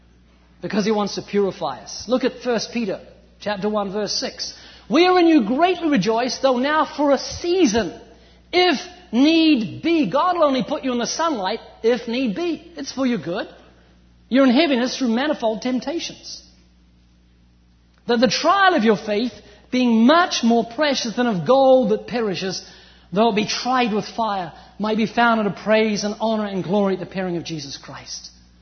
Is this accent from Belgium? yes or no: no; New Zealand; moved away as an adult; now in California, United States; I'm originally from New Zealand, although you wouldn't know, I've lost my accent, I've been living in California for 14 years.